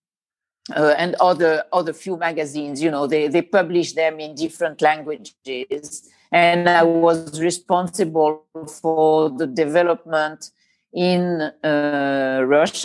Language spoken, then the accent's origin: English; Tunisia; first language French; English is a second language; moved away as an adult; also born or lived in Paris, France / New York, United States; now in Sardinia, Italy; I grew up in Tunisia. So I went to French school from kindergarten to baccalaureate